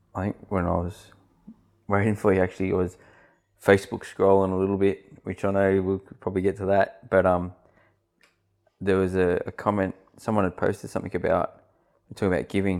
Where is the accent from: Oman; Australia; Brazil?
Australia; Sydney, New South Wales; moved away as an adult; now in Central Coast, Australia; I grew up in Western Sydney, um, and we moved here just on six years ago.